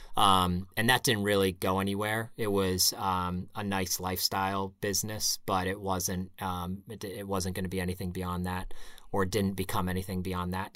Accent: Pittsburgh, Pennsylvania, United States; moved away as an adult; also born or lived in Connecticut; now in New England, United States; I grew up in Pittsburgh.

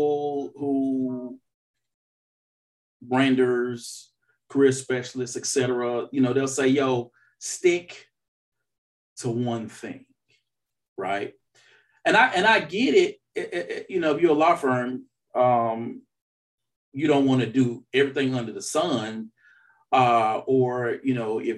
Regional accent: the South, United States; I'm from the South

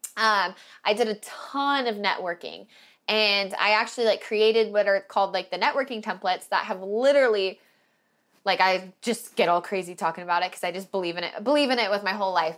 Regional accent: Portland, Oregon, United States; moved away; started in Oregon where I was from Portland

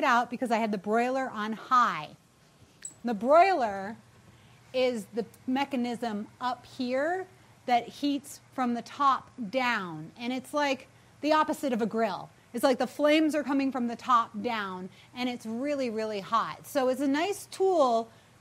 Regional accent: New England, United States

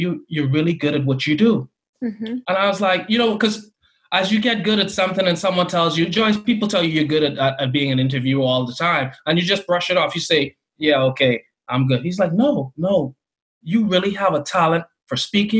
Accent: Bahamas; I grew up in the Bahamas

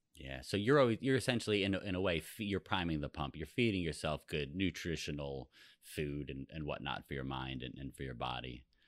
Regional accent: East Coast of New Jersey, United States; we grew up on the on the East Coast of New Jersey

